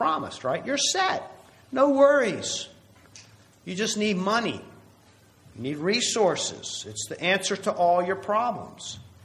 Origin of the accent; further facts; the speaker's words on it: United States; as American Christians